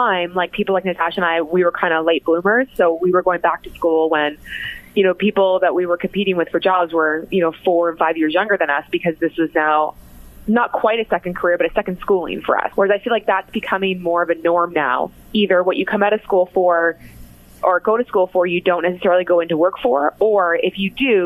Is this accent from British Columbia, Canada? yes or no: no; Cambridge, Ontario, Canada; also born or lived in Mississauga, Ontario; I was actually born in Mississauga, but only stayed there till I was about in grade two. And then my family moved to Cambridge, spent most of my life in Cambridge